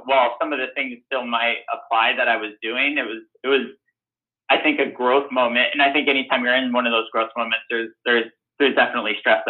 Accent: Pacific Northwest, United States; knowing what an amazing place University of Washington was from, you know, growing up in the Northwest and working with Coach Sark

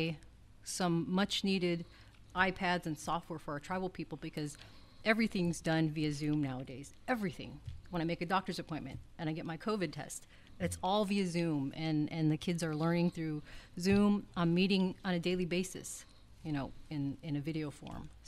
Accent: United States; as American Indian people, we're so used to being with one another

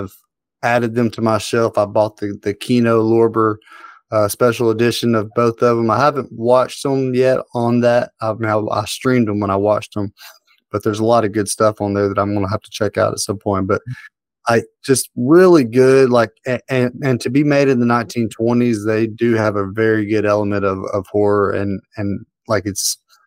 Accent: the South, United States; I'm a Southerner

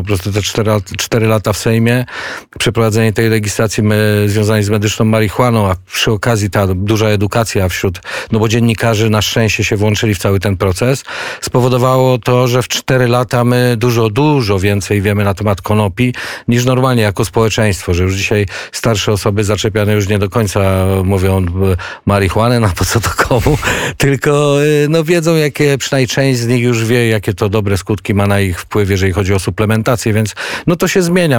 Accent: near Kielce, Świętokrzyskie Voivodeship, Poland; Wychowywałem się na polach konopnych pod Kielcami

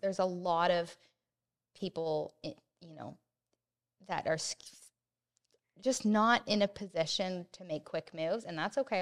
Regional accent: Oakville, Ontario, Canada; also born or lived in Hamilton; I am from Oakville, and I currently live in Oakville, and I don't wanna leave Oakville

